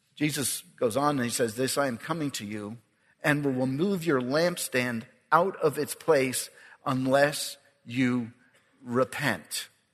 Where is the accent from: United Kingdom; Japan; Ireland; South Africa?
Ireland; I'm Irish